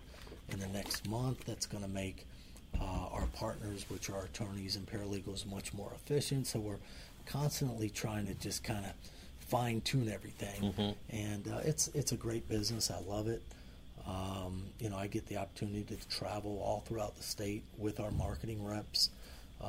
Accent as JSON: {"language": "English", "town": "Miami", "region": "Florida", "country": "United States", "tie": "born or raised there", "moved": "yes", "said": "Frank and I grew up in Miami together"}